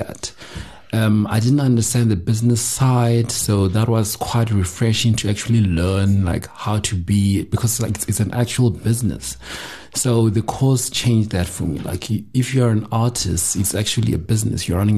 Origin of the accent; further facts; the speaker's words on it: Limpopo, South Africa; I'm from Limpopo, 28 years old